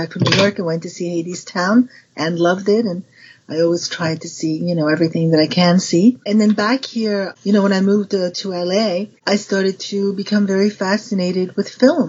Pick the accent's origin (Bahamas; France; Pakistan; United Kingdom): France; Paris, Île-de-France; But I was raised in Paris, and my dad at the time was the first one to head the William Morris agency in Paris.